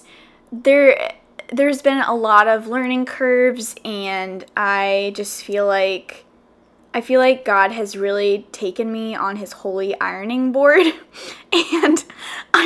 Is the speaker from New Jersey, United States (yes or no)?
no; South Carolina, United States; moved away as an adult; now in Los Angeles, United States; I grew up literally all my life, 21 years, in South Carolina.